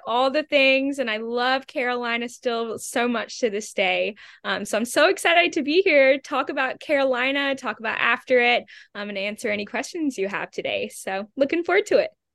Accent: Australia; also born or lived in England / United States; now in New York City, United States; I'm originally from Australia, so I've kind of been bebopping around for a couple years

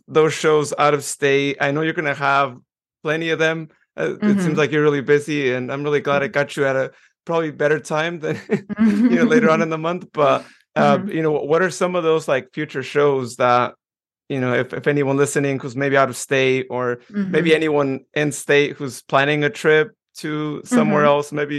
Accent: Modesto, California, United States; I'm from Modesto

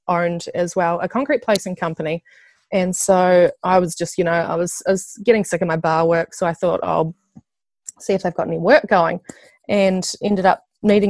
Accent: Nelson, New Zealand; moved away as an adult; also born or lived in Christchurch; I'm from Nelson. I lived in Christchurch with my partner for the last 5 years, but we've just recently moved back up to Nelson

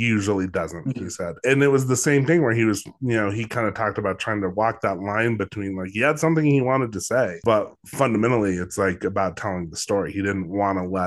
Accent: Los Alamos, New Mexico, United States; that's actually where I'm from Los Alamos, which is where the Manhattan Project was

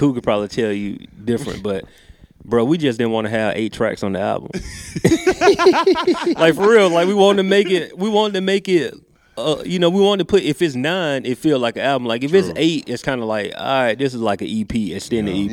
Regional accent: Macon, Georgia, United States; I grew up in Macon

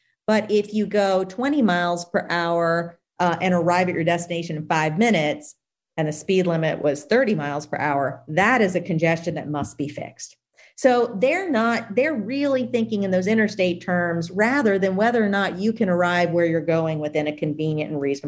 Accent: Louisiana, United States; my home state of Louisiana

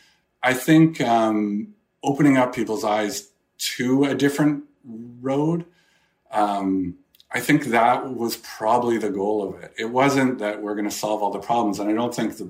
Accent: Edmonton, Alberta, Canada; growing up in Edmonton, which had a small community

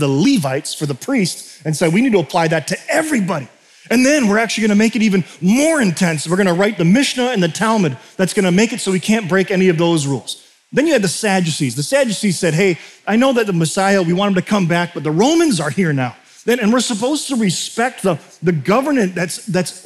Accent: United States; culturally as an American.

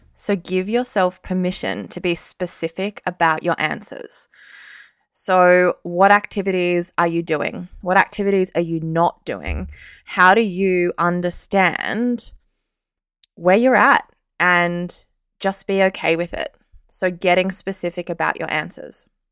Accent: Sydney, New South Wales, Australia; moved away as an adult; also born or lived in Canberra; I'm actually from Sydney. I left Sydney for the first time when I was nineteen years old.

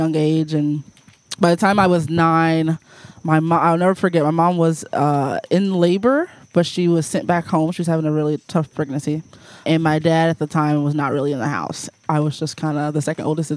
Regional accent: St. Louis, Missouri, United States; moved away as an adult; also born or lived in Springfield, Missouri; I grew up in North City, St. Louis, black family

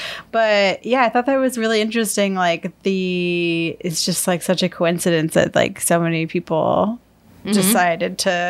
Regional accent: Syracuse, New York, United States; my hometown, Syracuse, New York

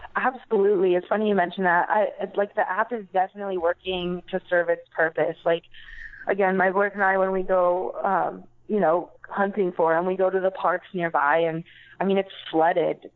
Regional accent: East Valley, Arizona, United States; born and raised um, from the East Valley

